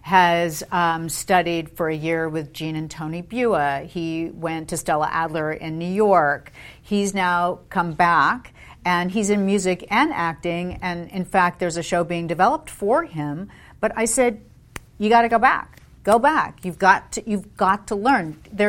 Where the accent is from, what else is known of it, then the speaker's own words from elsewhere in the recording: London, United Kingdom; And then at BBC, while I grew up in London, he was head of specials for BBC television.